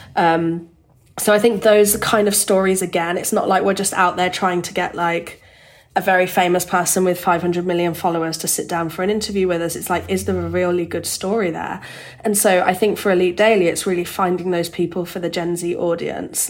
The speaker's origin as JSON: {"language": "English", "town": "Birmingham", "region": "West Midlands", "country": "United Kingdom", "tie": "born or raised there", "moved": "yes", "said": "I grew up in Birmingham in the UK"}